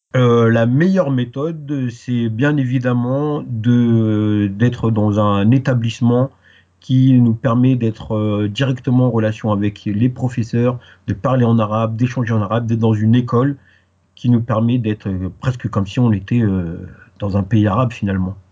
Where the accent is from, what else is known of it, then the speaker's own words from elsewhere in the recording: Paris, Île-de-France, France; first language French; also born or lived in Guadeloupe; je suis euh, né euh, à Paris, donc ma langue maternelle c'est le français. je suis originaire de, de, la Guadeloupe, mes deux parents ils sont de, ils sont de la Guadeloupe